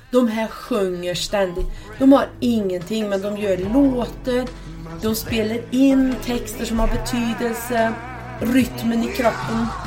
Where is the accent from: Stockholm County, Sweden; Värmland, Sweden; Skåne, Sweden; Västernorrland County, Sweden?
Värmland, Sweden; Värmlandsnäs; jag växte upp här ute på Värmlandsnäs på en bondgård.